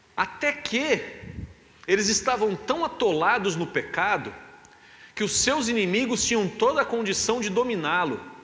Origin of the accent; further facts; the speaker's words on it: Brazil; A gente é brasileiro